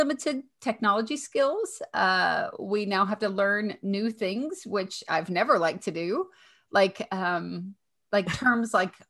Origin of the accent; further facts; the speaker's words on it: Kentucky, United States; accent: Southern; I'm from Kentucky.